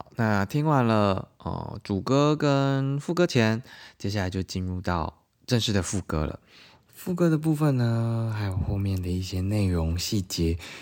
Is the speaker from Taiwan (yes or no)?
yes; southern Taiwan, Taiwan; 我因为小时候是在南部长大嘛